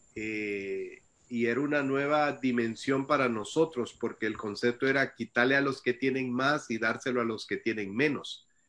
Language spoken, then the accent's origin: Spanish; El Salvador; moved away; also born or lived in Costa Rica / United States; yo nací en El Salvador y, a temprana edad de, yo salí del Salvador